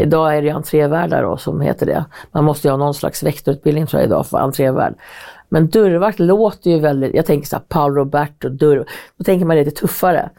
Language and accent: Swedish; Hälsingland, Gävleborg County, Sweden; now in Stockholm, Sweden; Jag var så här, från Hälsingland